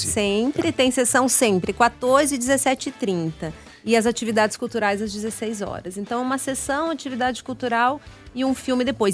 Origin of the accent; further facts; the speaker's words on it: Paraná, Brazil; now in Brasília, Brazil; Eu sou, eu sou paranaense, mas moro em Brasília, já me considero uma brasiliense